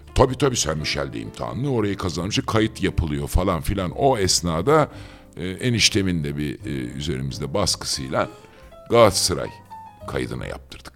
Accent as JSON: {"language": "Turkish", "region": "Istanbul", "country": "Turkey", "tie": "born or raised there", "also_born_or_lived": "Ankara", "said": "ben e, üç kuşak dört kuşak filan İstanbulluyum. E, İstanbul'da gördüm eğitimimi."}